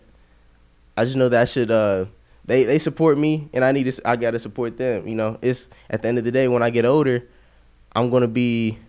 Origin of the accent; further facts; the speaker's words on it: Louisville, Kentucky, United States; born there; also born or lived in Nevada / Arizona; No. I was born in Louisville, Kentucky, actually.